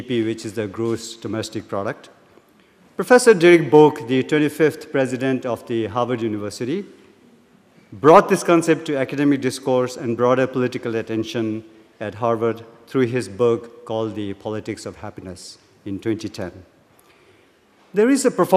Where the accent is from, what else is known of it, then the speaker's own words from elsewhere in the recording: Bhutan; moved away as an adult; now in Cambridge, United States; I'm from Bhutan, as you can see, wearing my national dress